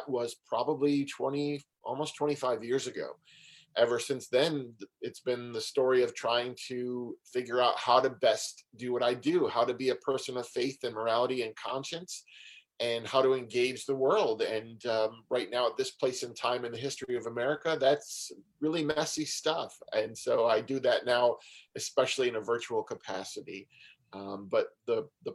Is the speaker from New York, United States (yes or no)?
yes; Syracuse, New York, United States; I grew up in Syracuse, New York, and I grew up in a fairly traditional Italian Roman Catholic family